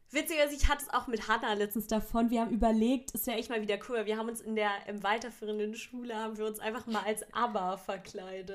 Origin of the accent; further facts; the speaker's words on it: Baden-Württemberg, Germany; bei uns in, in Baden-Württemberg